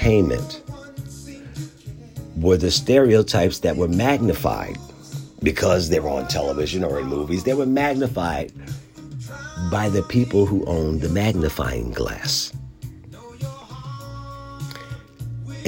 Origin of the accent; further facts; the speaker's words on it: Philadelphia, Pennsylvania, United States; I grew up in Philadelphia